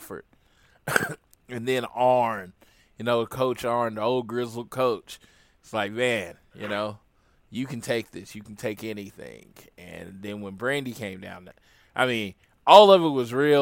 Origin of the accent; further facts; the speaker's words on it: Oklahoma, United States; I am from Oklahoma